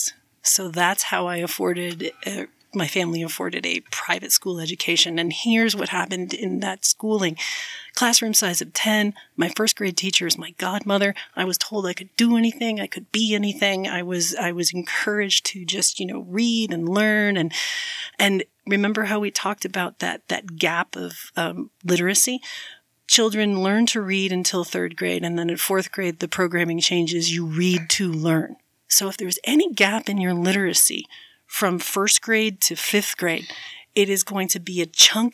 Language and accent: English; Chicago, Illinois, United States; now in Ogden, United States; I was born and raised in Chicago